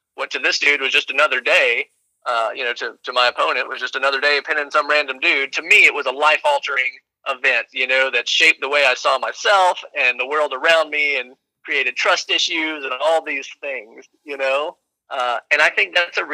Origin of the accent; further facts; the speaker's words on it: Nashville, Tennessee, United States; growing up in East Nashville